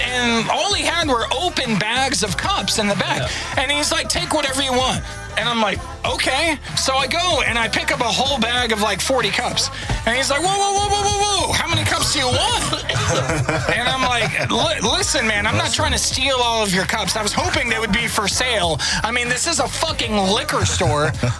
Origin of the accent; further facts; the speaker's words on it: Oklahoma, United States; I was born in Oklahoma.